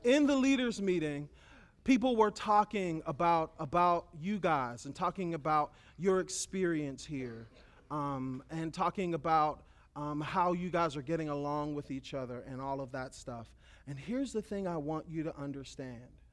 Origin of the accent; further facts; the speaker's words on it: United States; I'm an American